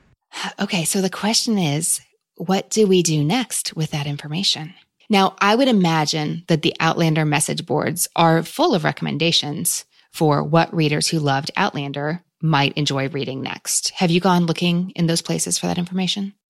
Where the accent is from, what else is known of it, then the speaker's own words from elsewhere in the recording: United States; as an American 'cause we don't have C C T V everywhere